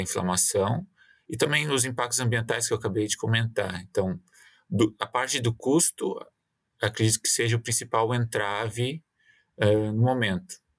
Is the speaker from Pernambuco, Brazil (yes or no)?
no; Mato Leitão, Rio Grande do Sul, Brazil; moved away as an adult; also born or lived in Porto Alegre, Brazil; now in Quebec, Canada; Eu sou natural de Mato, Mato Leitão, interior do Rio Grande do Sul.